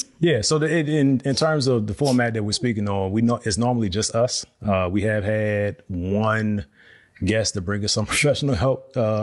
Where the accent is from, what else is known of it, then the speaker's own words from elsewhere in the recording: Virginia, United States; now in Texas, United States; We're from Virginia.